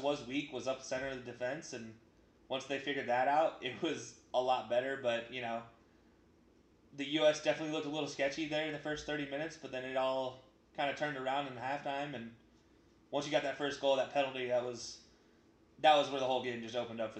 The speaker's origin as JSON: {"language": "English", "country": "United States", "said": "as an American"}